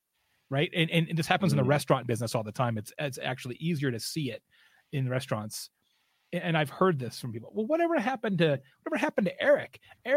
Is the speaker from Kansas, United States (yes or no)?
no; Arizona, United States; moved away; also born or lived in Scottsdale; I used to live in Scottsdale for a long, long time. I'm from Arizona originally.